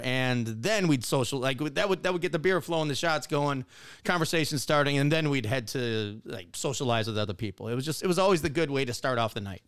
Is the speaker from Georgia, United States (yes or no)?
no; Wisconsin, United States; moved away; I grew up in Wisconsin.